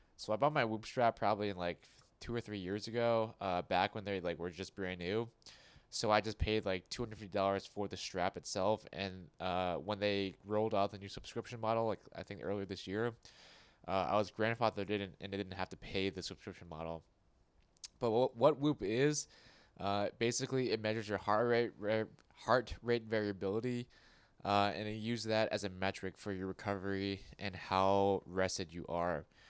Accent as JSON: {"language": "English", "country": "United States", "tie": "born or raised there", "said": "I was born in America. I don't speak with an accent."}